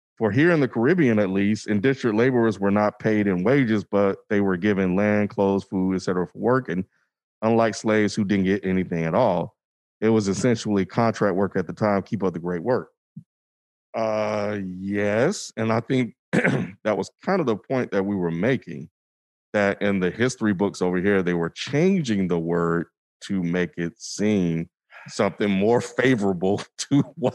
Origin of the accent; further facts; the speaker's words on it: Kansas City, Missouri, United States; I'm from Kansas City. The Asian population here isn't too big